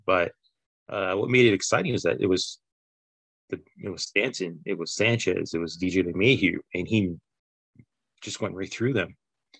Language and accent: English; Canada; Everybody you know, doesn't like us because we're, you know, Canadian